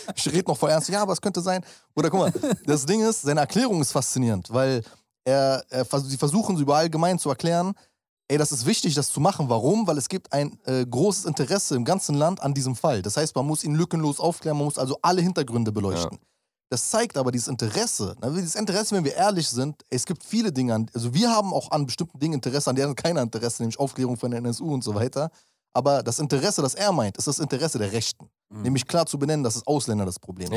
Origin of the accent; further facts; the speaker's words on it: Berlin, Germany; ich bin Berliner